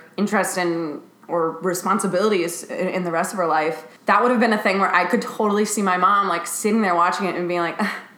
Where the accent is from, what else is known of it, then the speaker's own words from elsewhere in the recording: Chicago, Illinois, United States; I grew up in Chicago, and a Midwestern family